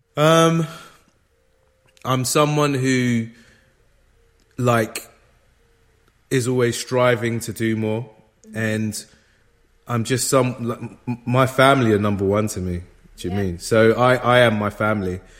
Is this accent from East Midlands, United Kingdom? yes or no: no; London, United Kingdom; I grew up in London